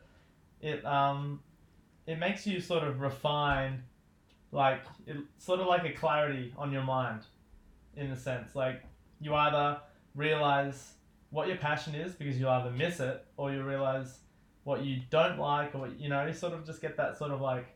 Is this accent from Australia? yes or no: yes; Newcastle, New South Wales, Australia; I grew up here in Newcastle, Australia